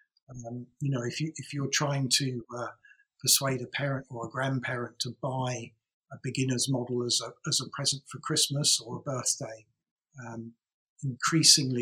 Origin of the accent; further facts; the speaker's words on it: England, United Kingdom; we're English